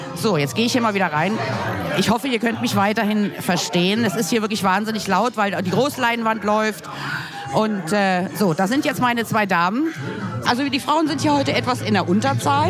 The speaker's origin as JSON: {"language": "German", "region": "Berlin", "country": "Germany"}